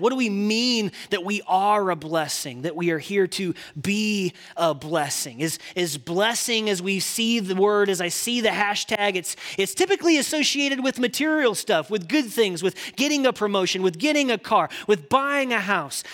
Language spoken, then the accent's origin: English; Indiana, United States; I grew up in Indiana.